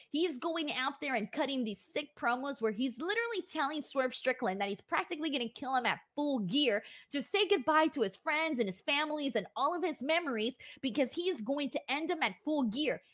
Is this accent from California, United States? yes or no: yes; California, United States; I'm from California